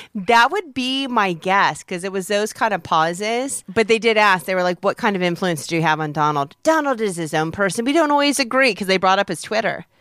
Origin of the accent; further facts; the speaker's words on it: Peoria, Illinois, United States; moved away; growing up in Peoria